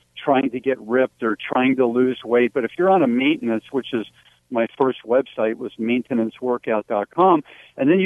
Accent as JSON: {"language": "English", "region": "New Jersey", "country": "United States", "tie": "born or raised there", "said": "about age six, growing up in New Jersey"}